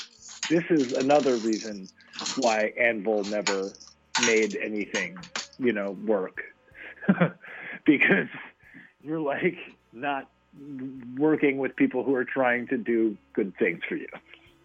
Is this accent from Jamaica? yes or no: no; Canada; It was fun being distinctly Canadian tonight.